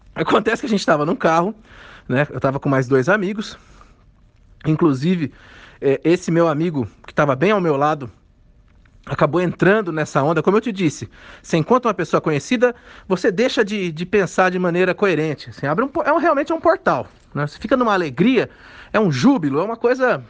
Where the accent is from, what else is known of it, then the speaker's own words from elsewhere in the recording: Pirajuí, São Paulo, Brazil; moved away; eu sou da cidade de Pirajuí, uma cidade do interior de São Paulo.